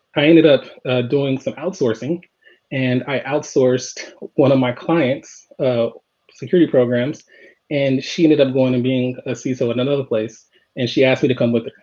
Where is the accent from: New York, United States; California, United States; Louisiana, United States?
California, United States; Los Angeles; I grew up in Los Angeles